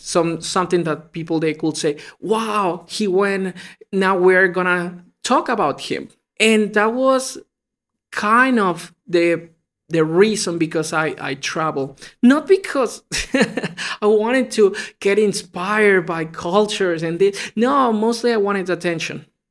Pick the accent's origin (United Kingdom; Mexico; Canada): Mexico; English is a second language; moved away as an adult; also born or lived in China; I was born in Mexico